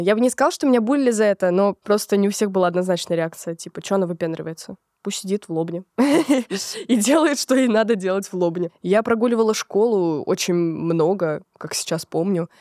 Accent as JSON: {"language": "Russian", "town": "Lobnya", "region": "Moscow Oblast", "country": "Russia", "tie": "born or raised there", "said": "начались э, метания с Лобни, с Подмосковья, город, в котором я родилась, в Москву"}